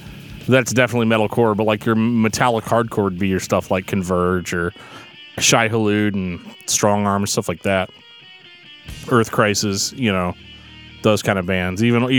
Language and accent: English; California, United States; Can you believe that we're from California?